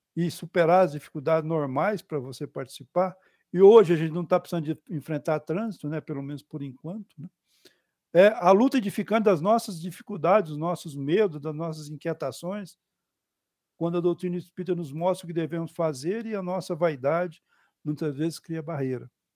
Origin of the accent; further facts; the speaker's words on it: Goiás, Brazil; um goiano, né, porque eu nasci em Goiás